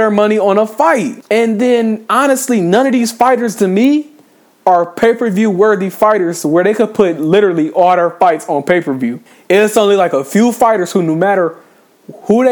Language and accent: English; Ypsilanti, Michigan, United States; born in Michigan